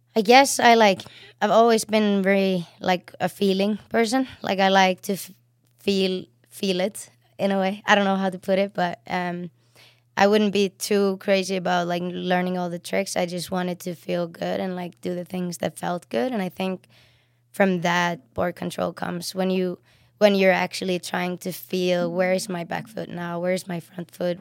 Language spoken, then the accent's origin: English; Reykjavik, Capital Region, Iceland; moved away; also born or lived in Sweden; I'm from Reykjavik, which is the, which is the city, and it's in south